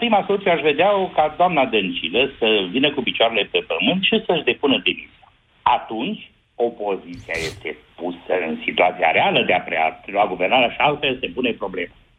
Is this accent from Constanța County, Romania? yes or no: no; Jiu Valley, Hunedoara County, Romania; Eu sunt din Valea Jiului, sunt inginer